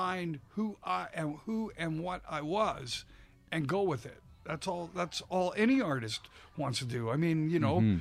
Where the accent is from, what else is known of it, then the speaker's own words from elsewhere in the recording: Canada; I'm Canadian